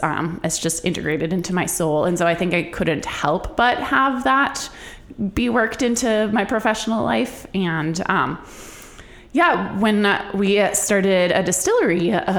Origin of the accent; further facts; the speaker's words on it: Duluth, Minnesota, United States; also born or lived in Norway; You know, growing up in Norway and in Duluth, I always say Duluth is like the outdoors pretending to be a town.